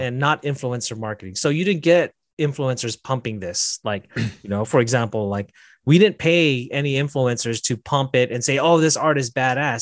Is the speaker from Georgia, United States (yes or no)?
no; Las Vegas, Nevada, United States; I'm from Las Vegas